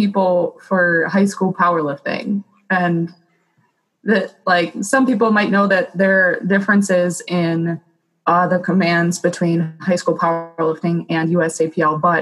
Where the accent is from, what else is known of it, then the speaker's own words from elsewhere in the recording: Lake Orion, Michigan, United States; Lake Orion, my hometown